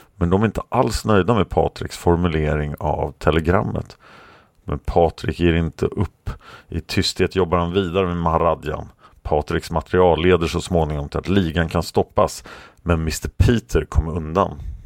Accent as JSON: {"language": "Swedish", "country": "Sweden", "said": "som svensk"}